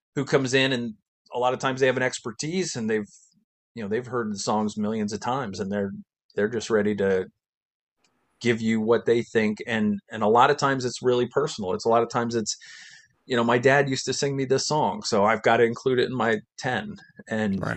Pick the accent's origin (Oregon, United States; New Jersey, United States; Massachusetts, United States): New Jersey, United States; Middlesex; actually born in Middlesex, New Jersey